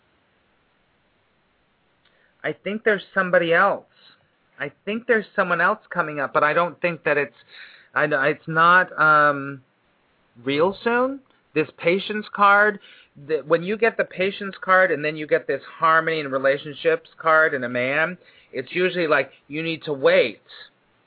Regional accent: California, United States; also born or lived in Burbank / Granada Hills / Hollywood; now in New York City, United States; I was born and raised in California

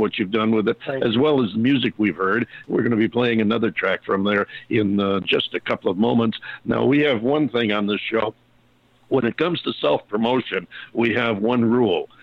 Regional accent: Utica-Rome area, upstate New York, United States; moved away; I'm from a little bit further east than that, the Utica-Rome area, which is about halfway between Syracuse and Albany

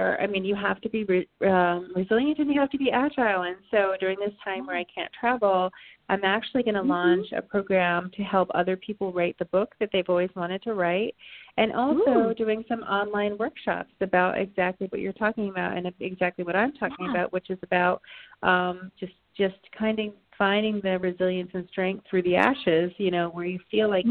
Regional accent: Vermont, United States; also born or lived in Canada; I grew up in Vermont, so there's something very symbolic about going through the mountains of my childhood and ending up in Canada, where I was born in Canada

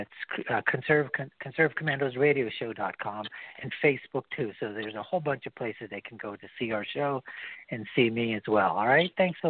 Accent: United States; I'm an American here, you know, born and bred in this country.

